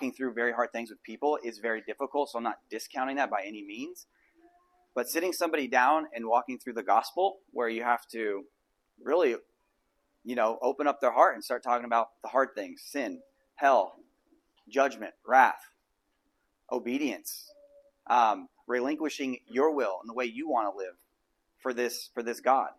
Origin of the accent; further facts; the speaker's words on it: United States; I grew up in America